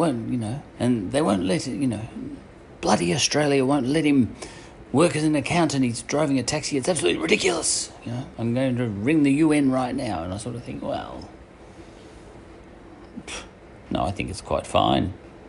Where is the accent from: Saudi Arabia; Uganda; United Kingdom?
United Kingdom; Scotland; Because I'm a Scotsman, and the Scots were very famous for being philosophers.